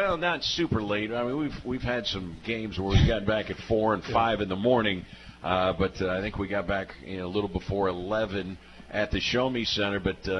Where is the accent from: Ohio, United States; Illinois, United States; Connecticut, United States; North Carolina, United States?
Illinois, United States; Macomb; moved away as an adult; also born or lived in Key West, Florida; I'm from Macomb.